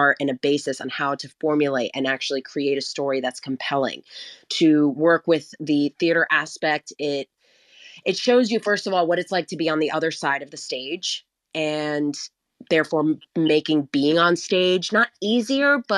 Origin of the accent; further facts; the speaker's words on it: New Jersey, United States; I'm from Jersey